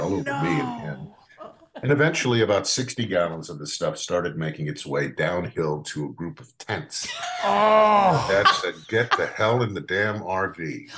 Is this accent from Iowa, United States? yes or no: no; New Canaan, Connecticut, United States; growing up in New Canaan